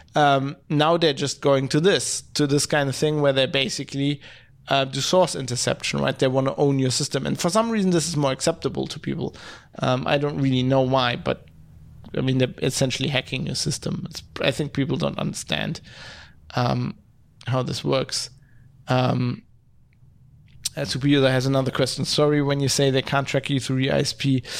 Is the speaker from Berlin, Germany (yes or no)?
no; Duisburg, North Rhine-Westphalia, Germany; now in Düsseldorf, Germany; I come from Duisburg, it's a city just north of here